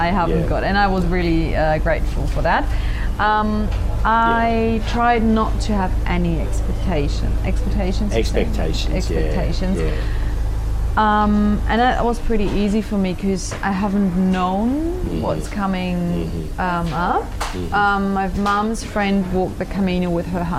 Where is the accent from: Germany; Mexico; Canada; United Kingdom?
Germany; I'm from Germany